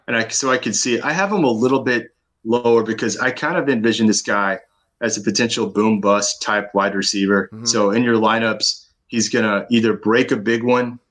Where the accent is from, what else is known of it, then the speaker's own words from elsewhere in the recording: Austin, Texas, United States; I'm from Austin, a big Longhorn fan